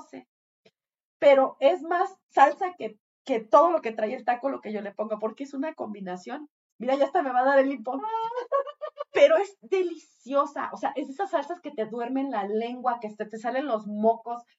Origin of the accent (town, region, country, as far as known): Mexico